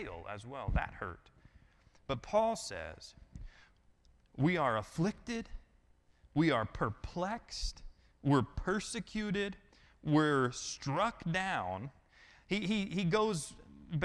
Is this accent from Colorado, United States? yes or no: yes; Colorado, United States; now in Georgia, United States; I'm from Colorado.